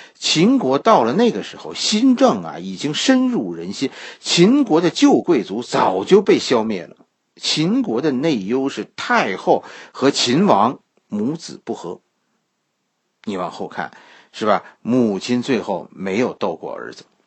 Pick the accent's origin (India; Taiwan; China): China; 我们中国人